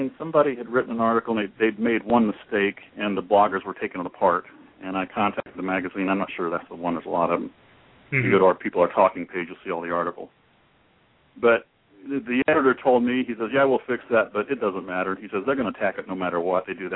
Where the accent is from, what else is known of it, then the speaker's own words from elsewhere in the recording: Dayton, Ohio, United States; I grew up in Dayton, Ohio